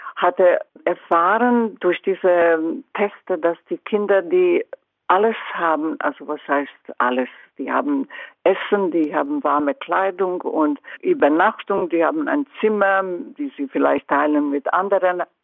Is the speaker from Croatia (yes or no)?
yes; Croatia; German is a second language; moved away; in meiner Heimat